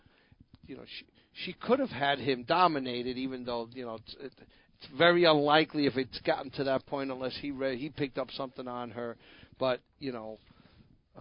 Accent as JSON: {"language": "English", "region": "New Jersey", "country": "United States", "tie": "born or raised there", "said": "my home state of New Jersey"}